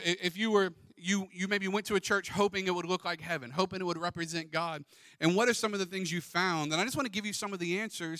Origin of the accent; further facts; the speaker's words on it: Pensacola, Florida, United States; Justin and I grew up in Pensacola